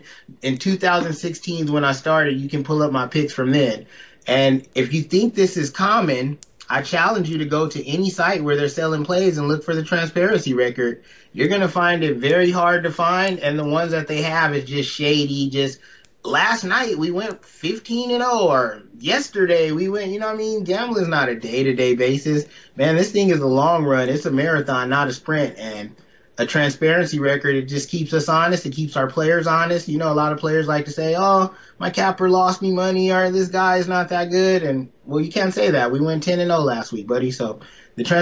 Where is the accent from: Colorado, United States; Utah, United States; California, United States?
California, United States; Pomona; now in Las Vegas, United States; I'm from Pomona, California